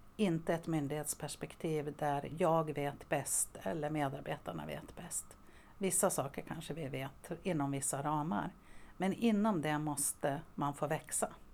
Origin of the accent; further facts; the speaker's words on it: Västerås, Västmanland, Sweden; also born or lived in Borås / Umeå; jag är faktiskt uppväxt i Västerås, även om jag föddes i Borås. Men jag har min uppväxt här